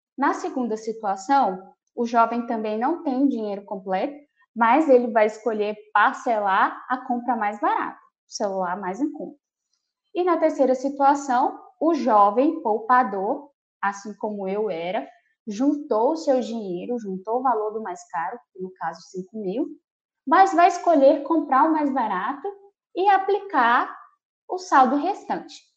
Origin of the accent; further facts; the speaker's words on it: Marabá, Pará, Brazil; now in Palmas, Brazil; Eu nasci em Marabá, no Pará